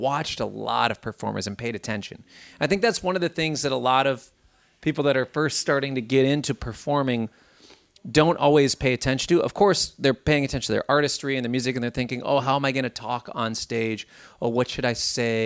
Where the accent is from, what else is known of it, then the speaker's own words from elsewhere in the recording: Minnesota, United States; growing up in Minnesota